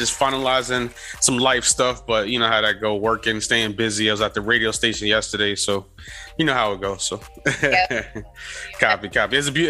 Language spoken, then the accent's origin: English; New York City, New York, United States; I'm actually from Harlem